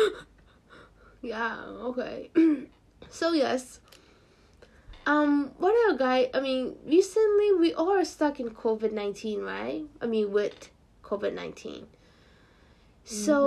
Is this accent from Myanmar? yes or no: yes; Myanmar; moved away; my home country, Myanmar.